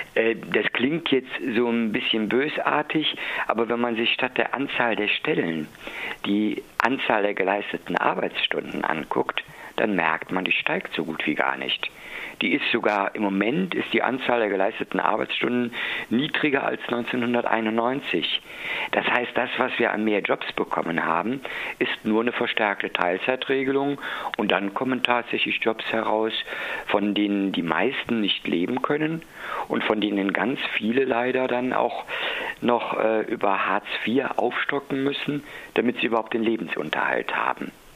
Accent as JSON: {"language": "German", "town": "Cologne", "region": "North Rhine-Westphalia", "country": "Germany", "said": "ich bin ein Kölner"}